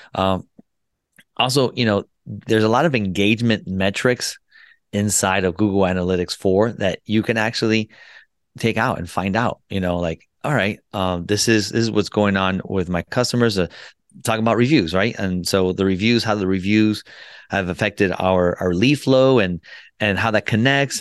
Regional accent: United States; also born or lived in Colombia / Florida; I was born in Columbia, South America, and I was made in the U S. And what I mean by that, I came here when I was two years old, and I grew up

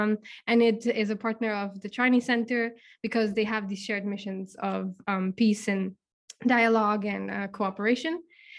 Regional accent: Czechia; Hey, yeah, so hi … I'm from the Czech Republic.

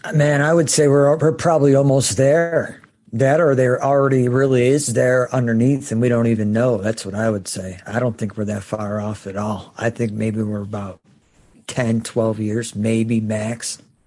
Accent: Chicago, Illinois, United States; moved away; I grew up in Chicago

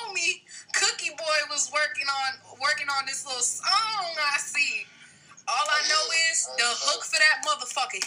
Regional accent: New Jersey, United States; moved away; also born or lived in Atlanta; I'm from Jersey

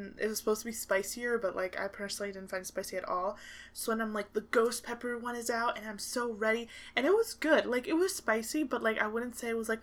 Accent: United States; now in Canada; I'm American

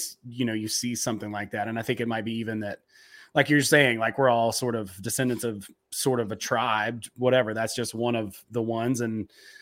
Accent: the South, United States; I'm from the South

